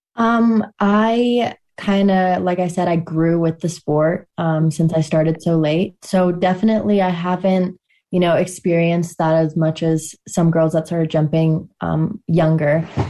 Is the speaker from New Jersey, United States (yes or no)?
no; Steamboat Springs, Colorado, United States; I'm from Steamboat Springs, Colorado